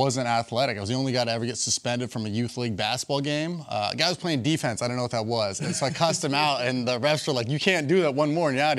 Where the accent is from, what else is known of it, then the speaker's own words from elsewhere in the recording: Los Angeles, California, United States; You know, I'm from Los Angeles.